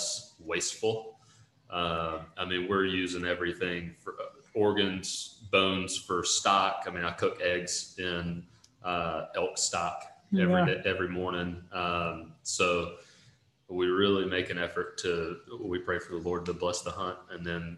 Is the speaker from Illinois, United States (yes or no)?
no; Northeast Mississippi, United States; I grew up in Northeast Mississippi